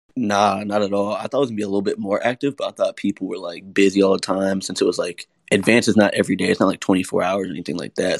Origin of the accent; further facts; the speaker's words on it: Florida, United States; also born or lived in Broward County, Florida / West Palm Beach, Florida; now in North Carolina, United States; I'm from Florida